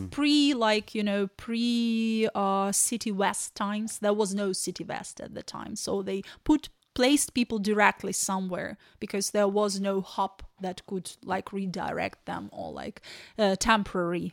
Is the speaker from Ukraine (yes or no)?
yes; Ukraine; English is a second language; moved away as an adult; also born or lived in Kyiv; now in Ireland; we're from Ukraine.